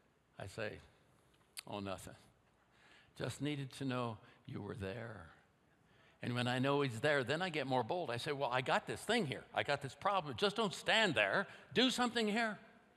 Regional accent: Oakland, California, United States; also born or lived in India; I'm home now from India, 2 years. I'm a 9-year-old kid in Oakland, California, and we have a little bungalow there, 1920s, not a very big house.

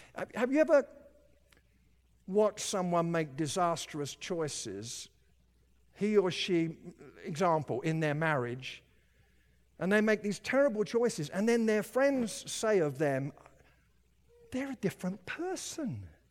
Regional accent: United Kingdom; now in Colorado, United States; I lived in Britain

